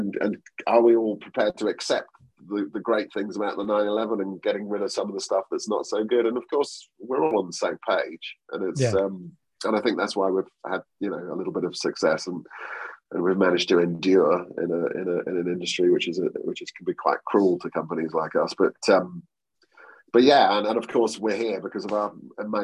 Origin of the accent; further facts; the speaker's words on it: a small town next to Great Yarmouth, East of England, United Kingdom; also born or lived in Norwich; I was born in Norwich, but I grew up in an even smaller town next to Great Yarmouth called Alston on Sea